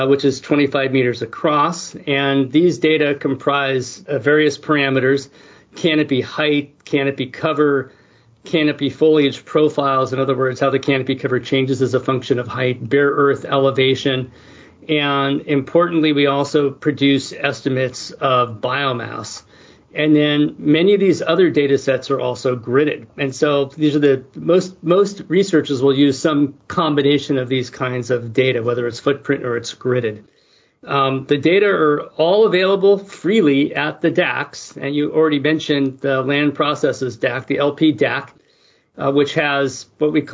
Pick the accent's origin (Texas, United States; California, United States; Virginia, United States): California, United States; San Francisco; I grew up in San Francisco